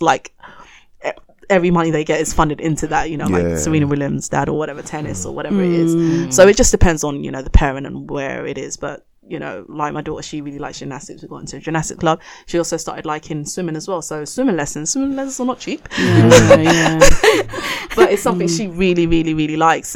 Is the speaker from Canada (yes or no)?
no; Ghana; I'm Ghanaian.